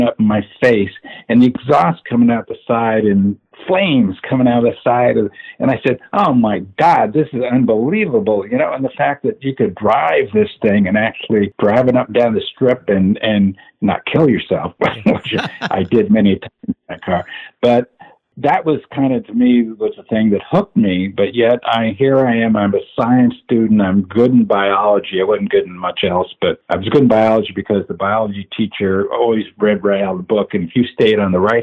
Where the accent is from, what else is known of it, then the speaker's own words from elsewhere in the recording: Indiana, United States; also born or lived in Arizona; now in California, United States; grew up in Indiana